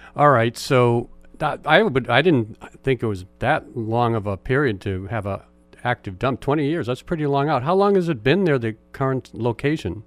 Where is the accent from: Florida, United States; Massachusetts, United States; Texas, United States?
Massachusetts, United States; Boston; now in Juneau, United States; I grew up in Boston